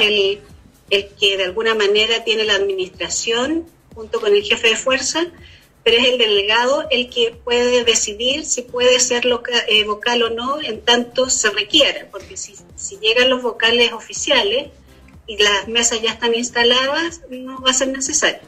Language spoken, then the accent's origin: Spanish; Chile; nosotros como chilenos